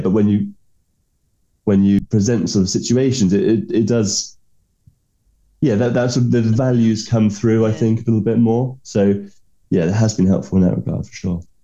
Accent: England, United Kingdom

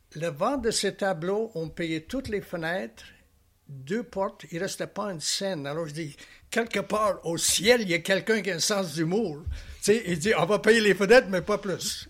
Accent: Alberta, Canada; moved away as an adult; now in Charlevoix, Canada; je viens de l'Ouest canadien

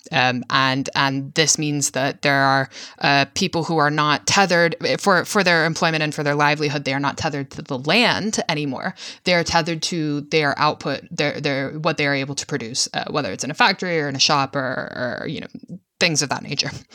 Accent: Virginia, United States; I'm from Virginia, so I'm, like, you know, part of the South

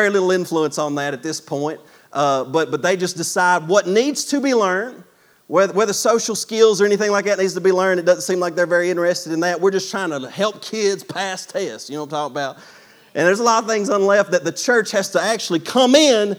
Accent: United States; as American Christians

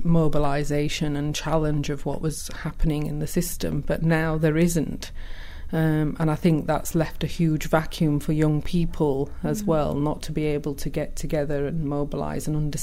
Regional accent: Bradford, Yorkshire and the Humber, United Kingdom; accent: West Yorkshire; English is a second language; also born or lived in Pakistan; I sound very West Yorkshire

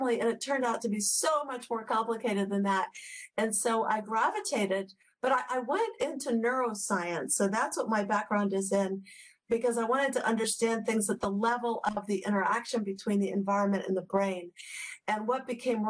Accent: Washington, District of Columbia, United States; I was born in Washington, D.C., and we lived in and around D.C. growing up

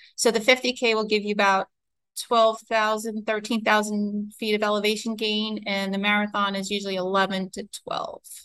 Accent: New York City, New York, United States; I grew up in New York. Um, I'm a city city person.

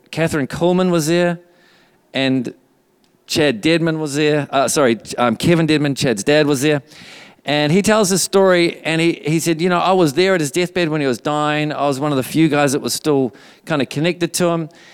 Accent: New Zealand; also born or lived in Redding, California, United States; just before we moved back to New Zealand from Redding, California. We lived there for two years

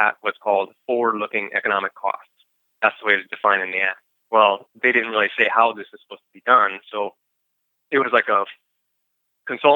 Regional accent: Milwaukee, Wisconsin, United States; moved away; also born or lived in California; I grew up in the Milwaukee area

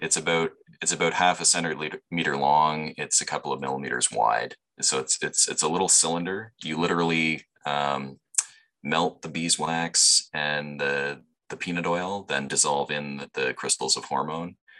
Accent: London, Ontario, Canada; also born or lived in Guelph, Ontario / Toronto, Ontario; I grew up here in London

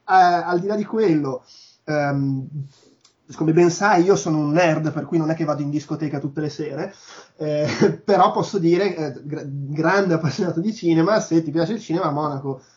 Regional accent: Milan, Lombardy, Italy; moved away as an adult; also born or lived in Munich, Germany; da milanese

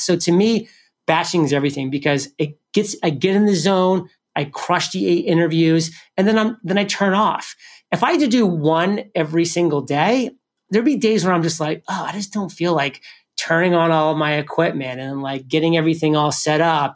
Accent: New England, United States; I'm from New England, so I love the Patriots.

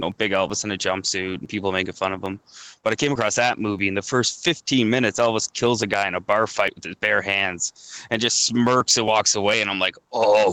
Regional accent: Goderich, Ontario, Canada; moved away as an adult; now in Toronto, Canada; I took a plumbing apprenticeship back in my hometown. So my wife at the time was here in Toronto, and I went back to Goderich

